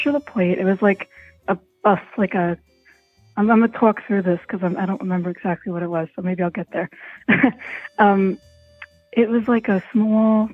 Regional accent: Italy; moved away; I'm Italian, like, actually Italian, not like New York Italian, like born and raised in Italy

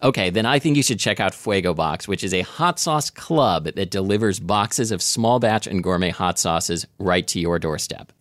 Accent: Oregon, United States; I grew up in Oregon

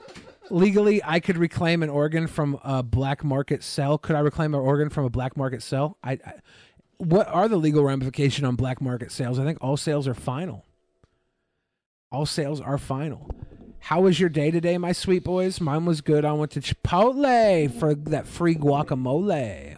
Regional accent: Seattle, Washington, United States; I'm from Seattle

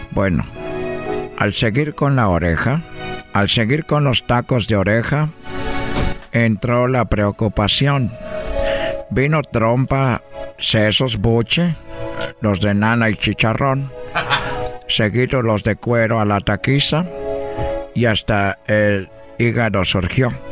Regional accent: Brazil; Spanish is a second language; now in Mexico; porque yo soy brasileño, pero pues yo llegué a México.

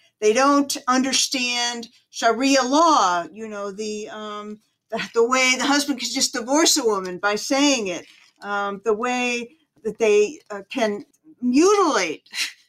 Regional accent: New York, United States; I came from New York, so I could say he was a New Yorker, you know.

